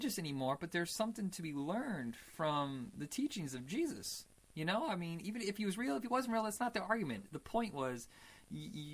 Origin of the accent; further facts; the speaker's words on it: Indiana, United States; we grew up in Indiana